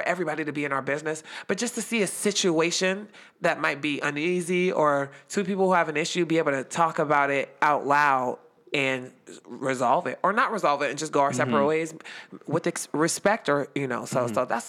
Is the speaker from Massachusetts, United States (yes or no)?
no; Youngstown, Ohio, United States; I'm just from Little Yo. Oh, Youngstown, Ohio, what we call the Yo